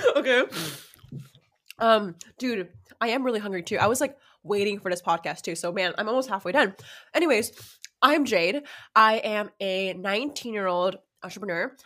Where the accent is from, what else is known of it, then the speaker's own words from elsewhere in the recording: Los Angeles, California, United States; I'm from